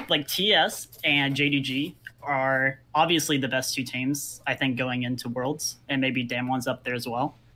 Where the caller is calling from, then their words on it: Seoul, South Korea; I am calling from Seoul, South Korea.